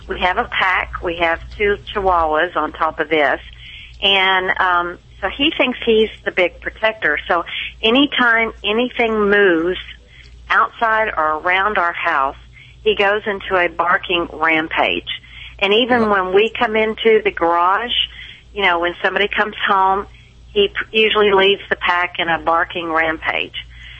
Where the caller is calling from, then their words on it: Frisco, Texas, United States; Frisco, Texas.